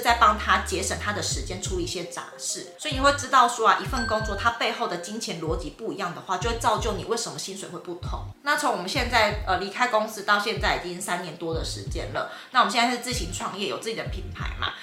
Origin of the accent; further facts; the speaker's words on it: Tainan, Taiwan; 因为我是台南人